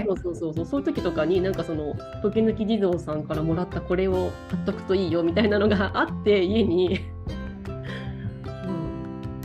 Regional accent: Kanagawa, Japan; moved away as an adult; also born or lived in Shikoku / Hokuriku / Chiba; now in Tokyo, Japan; もともとの出身は神奈川県なんですけど

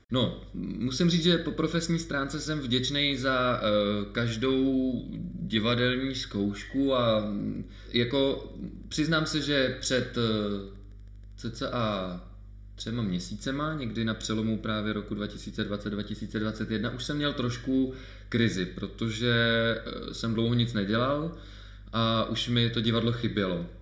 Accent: Czechia; kde jsem vlastně působil já jako jediný Čech

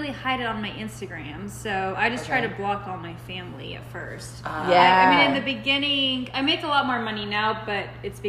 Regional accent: Arlington, Texas, United States; I'm from Arlington.

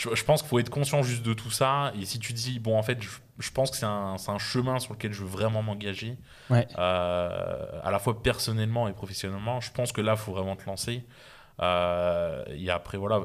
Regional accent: Besançon, Bourgogne-Franche-Comté, France; je suis né à Besançon, euh, petite ville de province. mes parents avaient des salaires très, très normaux

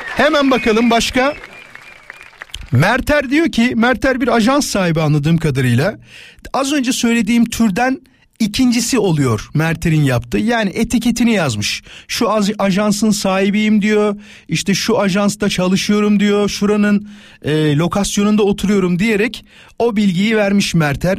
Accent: Istanbul, Turkey; İstanbulluyuz biz

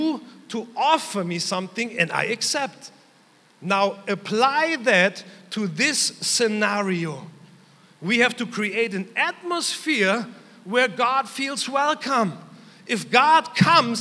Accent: Germany; moved away; growing up in Germany.

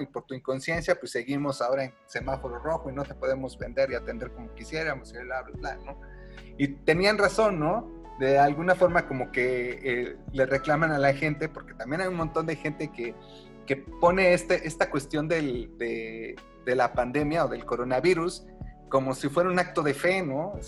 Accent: Mexico; nosotros como mexicanos

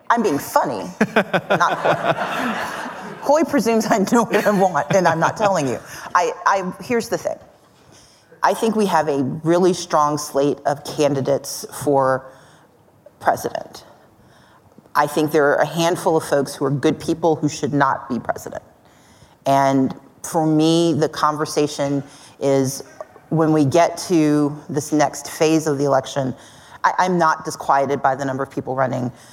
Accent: Mississippi, United States; now in Georgia, United States; I grew up in Mississippi. I live in Georgia.

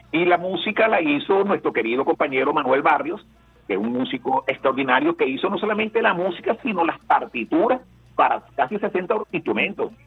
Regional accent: Venezuela; como venezolanos

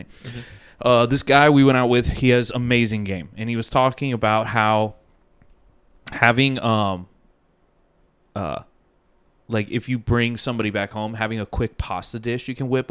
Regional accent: Key West, Florida, United States; I'm from Key West

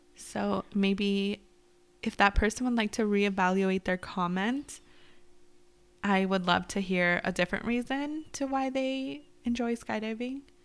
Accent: California, United States; we grew up in California

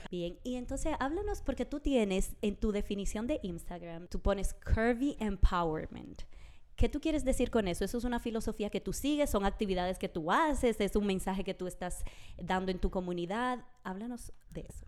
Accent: Dominican Republic; moved away as an adult; now in Utah, United States; yo no crecí en Utah, yo crecí en República Dominicana.

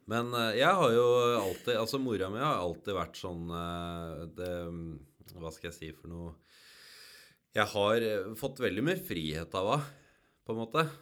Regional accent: Hamarøy, Nordland, Norway; Jeg vokste opp i fjærsteinene utafor Hamarøya.

